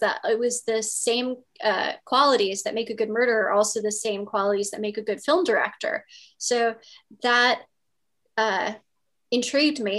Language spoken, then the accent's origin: English; Virginia, United States; I grew up in Virginia